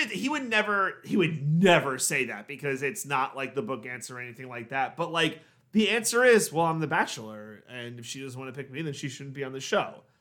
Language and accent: English; New York, United States; we're from New York